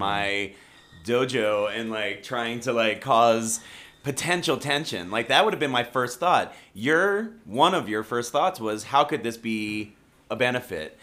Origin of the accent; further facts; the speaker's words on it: Rockville, Maryland, United States; moved away as an adult; Maryland, born and raised in Rockville, Maryland